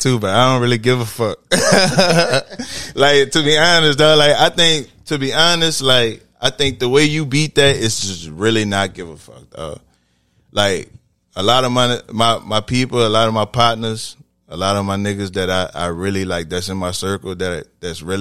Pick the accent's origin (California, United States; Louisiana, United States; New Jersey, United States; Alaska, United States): Louisiana, United States; New Orleans; I'm from New Orleans. Mostly everybody from here got musical backgrounds. I marched in a band all through high school.